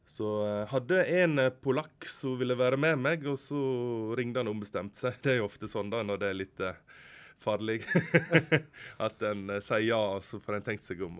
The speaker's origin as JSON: {"language": "Norwegian", "town": "Utvik", "region": "Vestland", "country": "Norway", "also_born_or_lived": "Oslo", "moved": "as an adult", "said": "Bruland, grenda der jeg kommer fra i Utvik"}